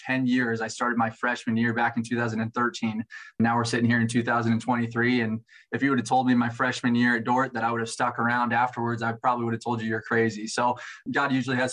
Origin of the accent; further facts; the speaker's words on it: Omaha, Nebraska, United States; I grew up in Omaha, Nebraska, so I'm a Midwest kid at heart